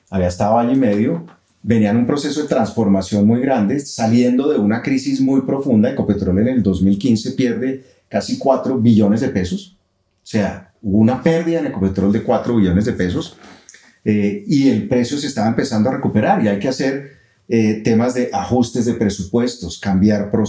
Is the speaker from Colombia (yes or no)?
yes; Colombia; somos pues, los colombianos